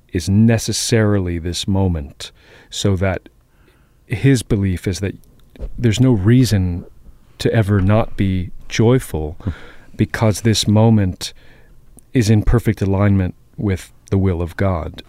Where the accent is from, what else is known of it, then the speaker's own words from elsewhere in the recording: Boston, Massachusetts, United States; also born or lived in Queens, New York; I grew up in Jamaica Plain.